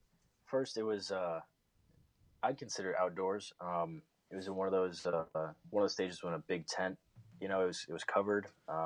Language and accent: English; Clearwater, Florida, United States; moved away as an adult; now in Yuma, United States; in case you missed that part. I grew up in Clearwater, Florida, went to UCF, joined the Marine Corps. Now I'm over here in Yuma, Arizona.